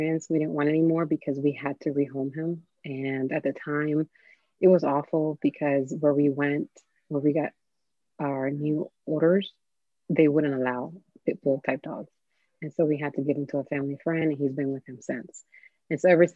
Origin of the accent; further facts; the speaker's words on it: Miami, Florida, United States; I grew up in Miami